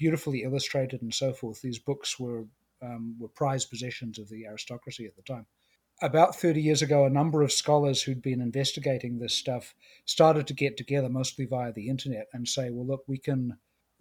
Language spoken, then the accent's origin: English; New Zealand; moved away; The reason I have a weird accent is I come from New Zealand originally